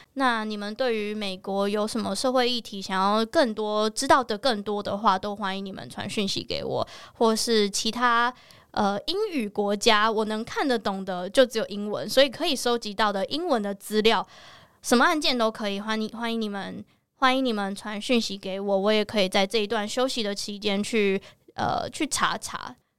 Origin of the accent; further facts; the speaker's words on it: Taiwan; 我是在台湾长大的台湾人，我不是在美国长大的亚洲人